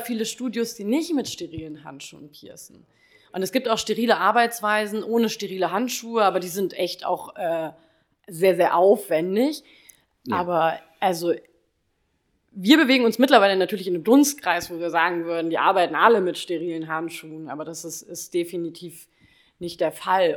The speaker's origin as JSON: {"language": "German", "town": "Kassel", "region": "Hesse", "country": "Germany", "moved": "as an adult", "said": "komme aus dem wunderschönen Kassel und bin im Mai 2019 aufgrund äh, des Naked Steels hergezogen"}